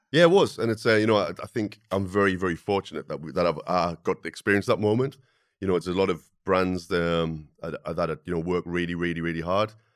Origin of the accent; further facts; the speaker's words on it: the Northeast, North East England, United Kingdom; growing up in the Northeast where, when I wa, you know, was at school, no one ever talked about going to university